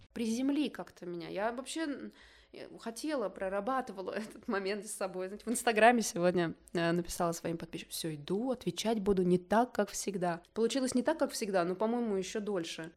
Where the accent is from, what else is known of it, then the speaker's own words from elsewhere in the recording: Zelenogorsk, Krasnoyarsk Krai, Russia; moved away; Я из Красноярска, из маленького атомного закрытого города Зеленогорска, Красноярского края, в тайге выросла